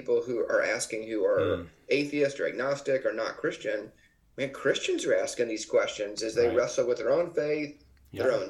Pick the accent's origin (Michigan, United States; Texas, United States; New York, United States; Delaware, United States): Texas, United States; Dallas; I grew up in the Texas area, Dallas area in Texas